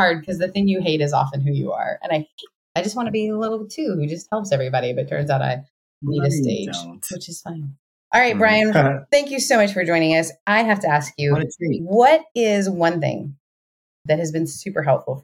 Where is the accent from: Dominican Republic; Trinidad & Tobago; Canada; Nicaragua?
Canada; I'm Canadian